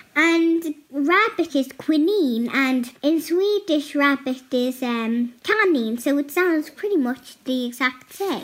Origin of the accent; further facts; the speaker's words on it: Dublin, Leinster, Ireland; also born or lived in Sweden; I'm from Sweden too. I moved to Dublin when I was one year old